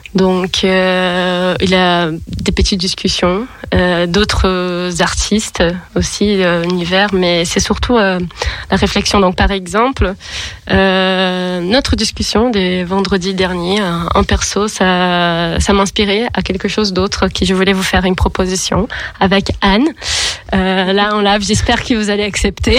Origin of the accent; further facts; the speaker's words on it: Brazil; accent: Brazilian; French is a second language; moved away as an adult; now in Lyon, France; comment vous pouvez remarquer par l'accent, je suis brésilienne.